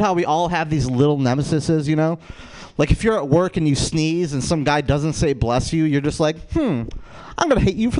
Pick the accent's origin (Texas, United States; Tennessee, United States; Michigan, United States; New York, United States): New York, United States; Rochester; I'm from Rochester, New York